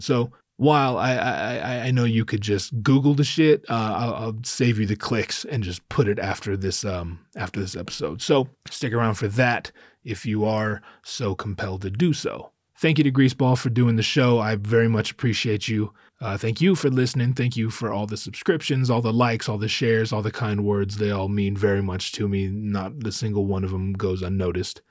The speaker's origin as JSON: {"language": "English", "region": "Northern California", "country": "United States", "tie": "born or raised there", "moved": "yes", "said": "I grew up up north in Northern California"}